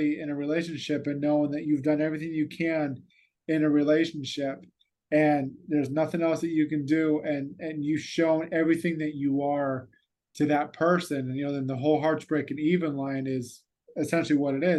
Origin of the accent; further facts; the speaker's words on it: United States; I'm an American